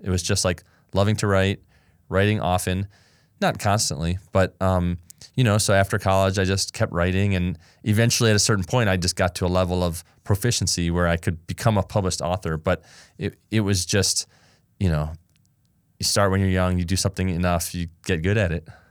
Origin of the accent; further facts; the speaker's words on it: Ann Arbor, Michigan, United States; also born or lived in Los Angeles, California; I loved growing up there.